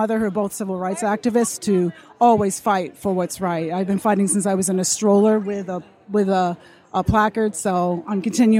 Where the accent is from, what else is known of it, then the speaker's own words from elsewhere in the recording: Hastings-on-Hudson, New York, United States; I'm 50, and I'm from Hastings on Hudson, New York.